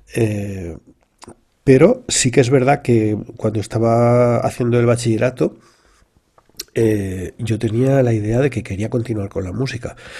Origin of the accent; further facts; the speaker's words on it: a town in Valencia, Valencian Community, Spain; also born or lived in London; los inicios míos no son nada originales en el sentido que se producen en un pueblo de Valencia